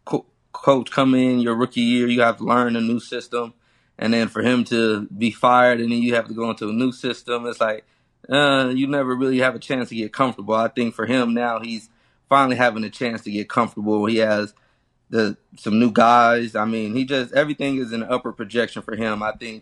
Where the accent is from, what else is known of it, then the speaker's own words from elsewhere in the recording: Fresno, California, United States; also born or lived in Chicago; my hometown in Fresno